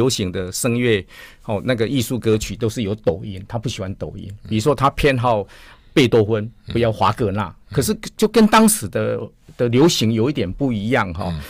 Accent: Taiwan; 听说我们是从台湾来追爱迪生，他很感动。

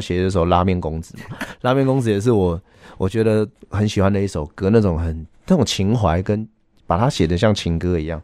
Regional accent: northern Hakka, northern Taiwan, Taiwan; accent: Hailu Hakka; 我讲的是海陆腔

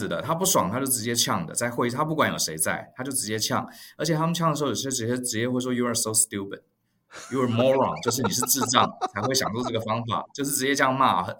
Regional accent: Taiwan; also born or lived in New York, United States; 像我们台湾人嘛，就是比较呃温和。

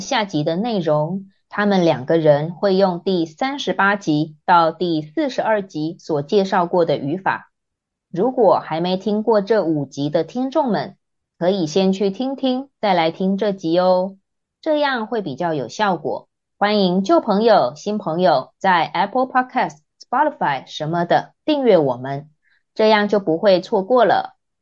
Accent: Taiwan; 我觉得台湾人会这样做很正常啊 ，因为我们从小学到高中，在学校就有午休时间，而且午休时间不能回家，还规定只能在教室里睡觉

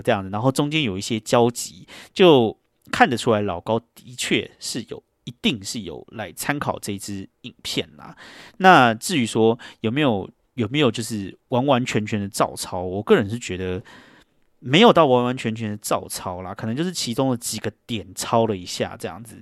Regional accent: Taiwan; moved away as an adult; now in New York, United States; 因为我就是一个台湾人这样子，然后我也是亚洲人

